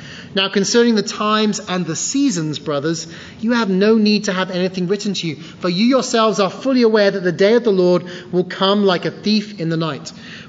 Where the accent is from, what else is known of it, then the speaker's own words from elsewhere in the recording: England, United Kingdom; Now, growing up in England, one of the worst seasons of the year is, of course, winter.